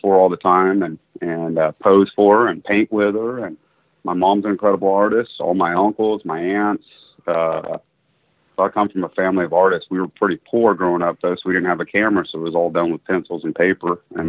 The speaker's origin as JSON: {"language": "English", "region": "Kansas", "country": "United States", "tie": "born or raised there", "also_born_or_lived": "Florida", "said": "Well, it's kind of a mixed bag, but I was born in Kansas in a town of about 1,000, fourth generation there. And then when my parents split, we ended up down in the panhandle of Florida."}